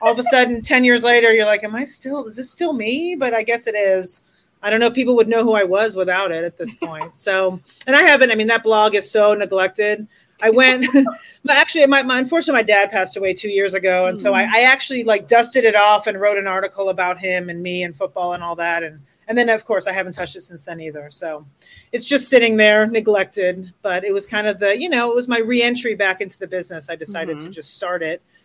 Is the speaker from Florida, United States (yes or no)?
yes; Miami, Florida, United States; now in Colorado, United States; I grew up in Miami, Florida